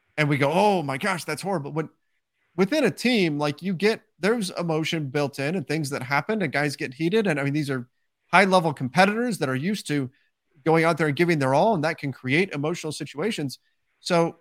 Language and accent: English; California, United States; I was also born and raised in California